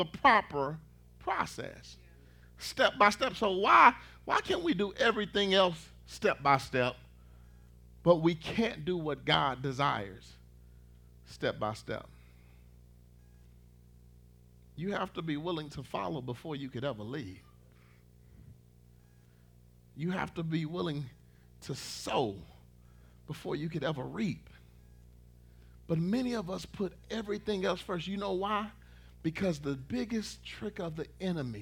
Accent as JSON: {"language": "English", "town": "Dallas", "region": "Texas", "country": "United States", "moved": "as an adult", "lives_now": "Red Oak, United States", "said": "I'm from Dallas, Texas"}